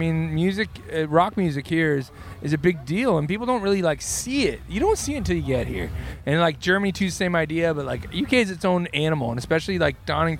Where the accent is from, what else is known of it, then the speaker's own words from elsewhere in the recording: Southern Ontario, Canada; we're from Southern Ontario, which is a part of Canada.